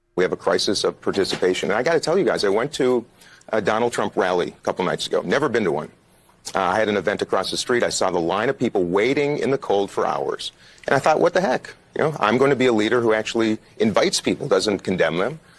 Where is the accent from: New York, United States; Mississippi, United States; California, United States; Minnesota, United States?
New York, United States; New York City; I grew up in Harlem